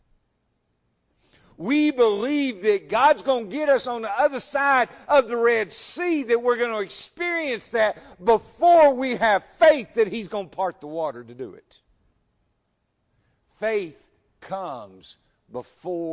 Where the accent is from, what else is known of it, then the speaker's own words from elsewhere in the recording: United States; I'm an American